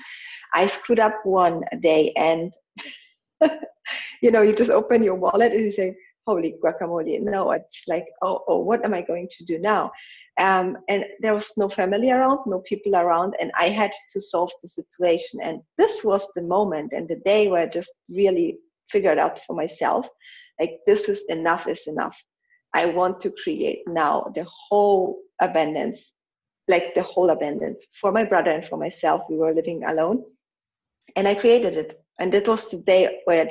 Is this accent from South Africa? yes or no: no; Germany; also born or lived in Poland; I was almost 7 when my mom died, and I was 7 when I moved from Poland to Germany.